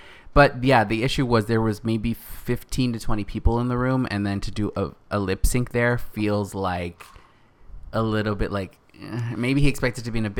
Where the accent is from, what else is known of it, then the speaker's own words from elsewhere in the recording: Northern California, United States; moved away as an adult; now in Los Angeles, United States; he is from the same town that I grew up in Northern California.